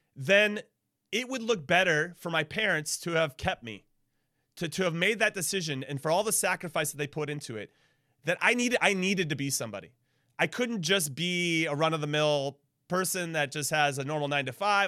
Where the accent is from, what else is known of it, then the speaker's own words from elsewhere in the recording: Southern California, United States; I, I grew up in Southern California